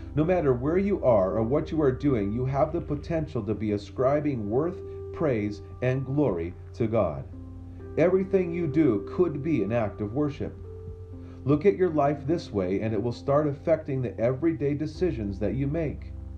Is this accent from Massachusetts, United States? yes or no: no; Memphis, Tennessee, United States; I grew up near Memphis, Tennessee